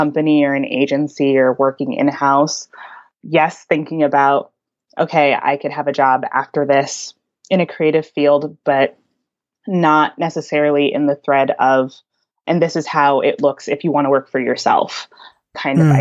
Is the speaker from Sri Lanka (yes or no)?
no; White Plains, New York, United States; moved away as an adult; now in Brooklyn, United States; I grew up in White Plains, New York, suburban kid all the way. Even though I'm in Brooklyn now and I've been here for a few years